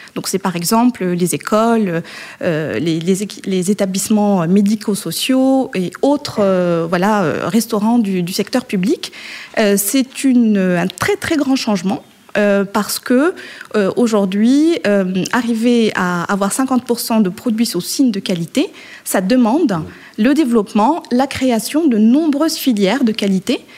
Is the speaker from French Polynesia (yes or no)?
no; Morocco; moved away; je suis née et j'ai été élevée au Maroc.